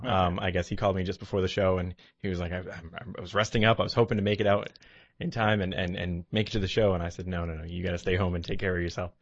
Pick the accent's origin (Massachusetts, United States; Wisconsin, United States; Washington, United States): Massachusetts, United States; New Bedford; also born or lived in Beverly, Massachusetts; I'm from New Bedford